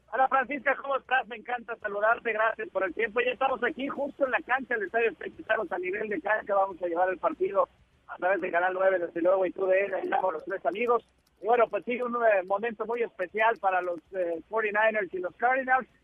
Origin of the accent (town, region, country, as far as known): Mexico